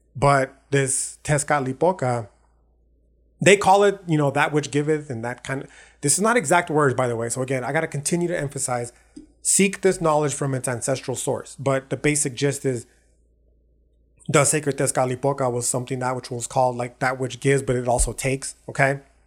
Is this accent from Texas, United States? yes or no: yes; El Paso, Texas, United States; born or raised there